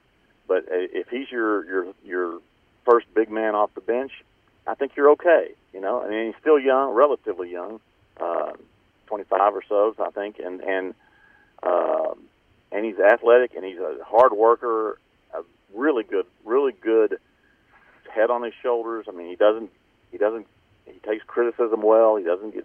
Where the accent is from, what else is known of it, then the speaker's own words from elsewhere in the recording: Dallas, Texas, United States; moved away as an adult; also born or lived in Houston; I grew up in Dallas